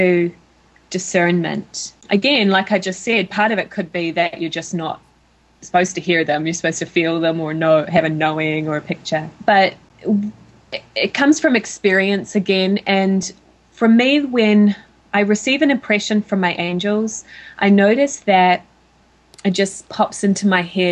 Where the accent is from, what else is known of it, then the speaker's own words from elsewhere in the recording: New Zealand; moved away as an adult; now in United States; my home country of New Zealand